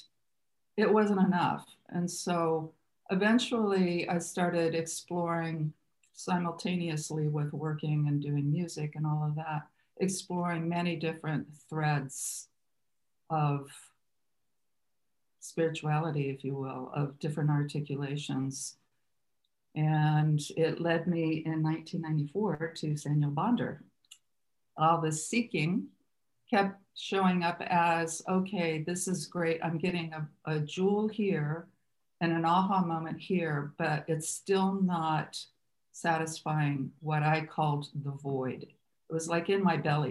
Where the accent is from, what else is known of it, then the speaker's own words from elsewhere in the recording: Muncie, Indiana, United States; moved away as an adult; also born or lived in California; I was raised Catholic in Muncie, Indiana, to a large family